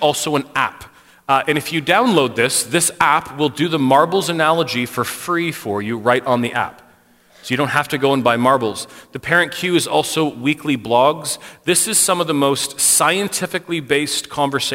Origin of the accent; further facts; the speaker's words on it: Canada; for us as a Canadian paradigm